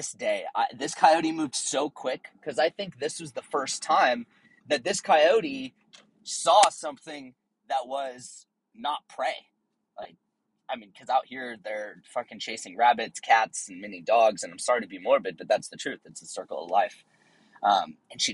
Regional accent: Tennessee, United States; also born or lived in Southern California; now in San Diego, United States; I grew up out in Tennessee on a farm

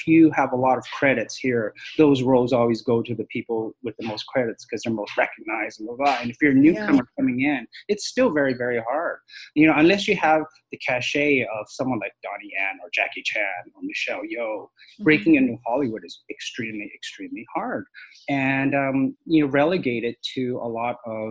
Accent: Canada; also born or lived in Hong Kong; this Canadian Asian guy who's a TV host/actor

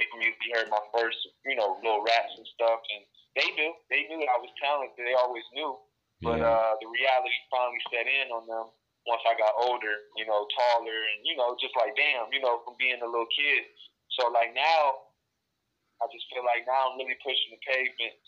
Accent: Detroit, Michigan, United States; Detroit, Michigan. B-Town, baby

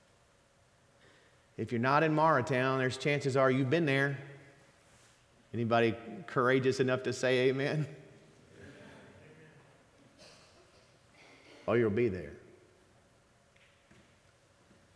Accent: the South, United States; also born or lived in New Orleans, Louisiana; as a Southerner

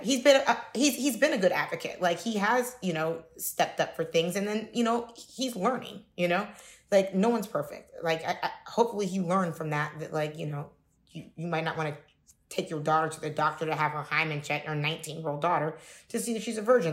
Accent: Cincinnati, Ohio, United States; I'm from Cincinnati, Ohio

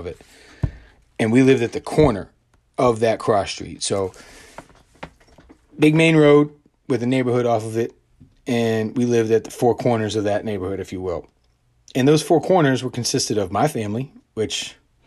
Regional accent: Montgomery County, Maryland, United States; moved away; I grew up outside Washington, D.C. in a county called Montgomery County, Maryland

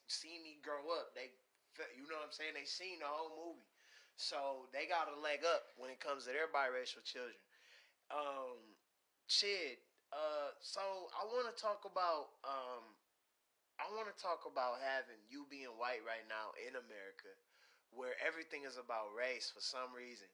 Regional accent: Pontiac, Michigan, United States; moved away; we're from Pontiac, Michigan

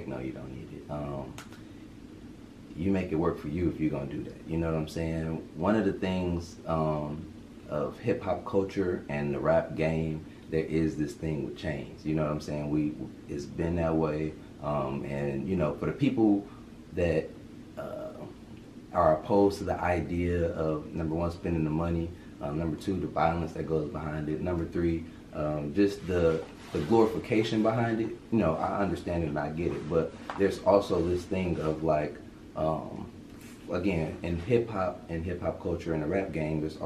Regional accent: Highland Park, Michigan, United States; I'm from Detroit, Michigan, Highland Park to be exact. Born and raised, 90s baby

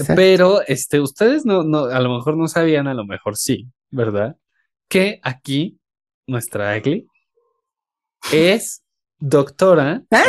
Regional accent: Mexico

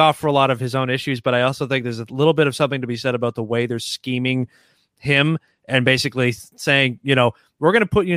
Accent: Canada; Canadian, like me

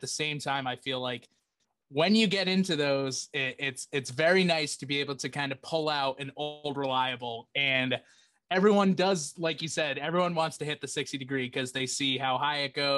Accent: United States; we're from Massachusetts, and Rhode Island.

